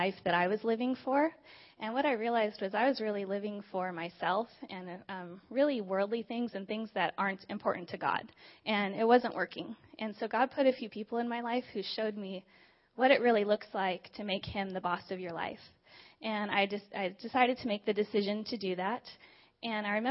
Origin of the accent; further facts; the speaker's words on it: Diamond Bar, California, United States; I grew up just a few minutes away from here in Diamond Bar with my mom, my dad, my brother, and my sister.